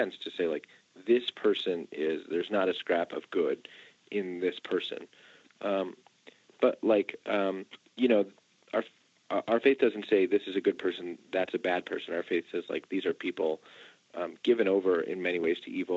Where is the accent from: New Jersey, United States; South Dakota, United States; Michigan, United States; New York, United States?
New Jersey, United States; I'm from New Jersey